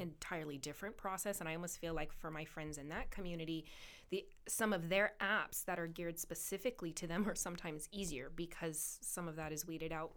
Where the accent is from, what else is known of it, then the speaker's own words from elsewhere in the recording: Camarillo, California, United States; I was part of the chamber in my hometown.